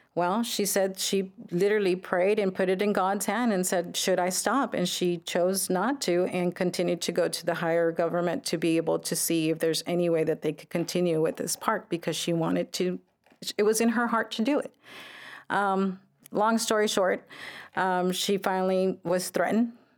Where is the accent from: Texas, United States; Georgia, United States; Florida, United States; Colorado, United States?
Texas, United States; Brownsville; Brownsville native, uh, born and raised in Brownsville